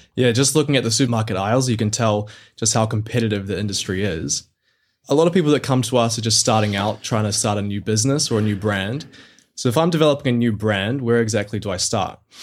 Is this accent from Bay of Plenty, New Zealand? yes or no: yes; Mount Maunganui, Bay of Plenty, New Zealand; my hometown down in Mount Maunganui, New Zealand.